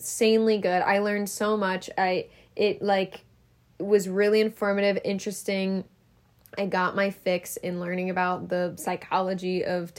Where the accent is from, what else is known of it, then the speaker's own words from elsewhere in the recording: Midwest, United States; I'm from the Midwest